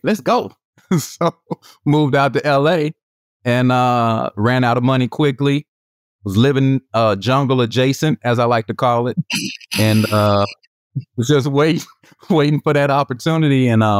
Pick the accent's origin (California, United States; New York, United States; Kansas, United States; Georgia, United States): Georgia, United States; Atlanta; accent: Southwest Atlanta voice; moved away as an adult; also born or lived in Miami; now in Los Angeles, United States; We're from Southwest Atlanta, as we like to say, the SWAT.